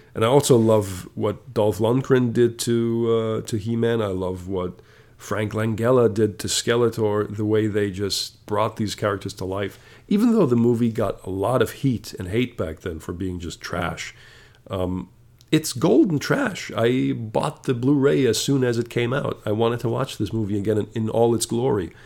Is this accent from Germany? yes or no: yes; Germany; I come from Germany